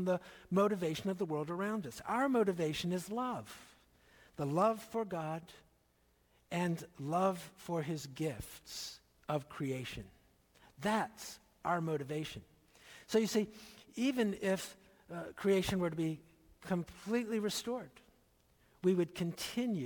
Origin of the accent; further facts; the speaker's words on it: not far from Lancaster County, Pennsylvania, United States; When I was growing up in Pennsylvania, not far from Lancaster County